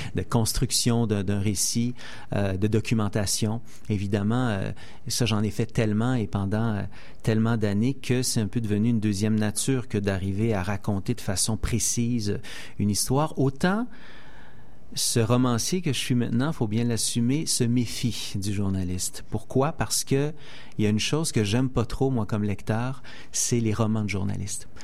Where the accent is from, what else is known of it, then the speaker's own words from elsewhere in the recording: Saint-Denis-de-Brompton, Quebec, Canada; j'ai grandi dans un rang à Saint-Denis-de-Brompton, en pleine campagne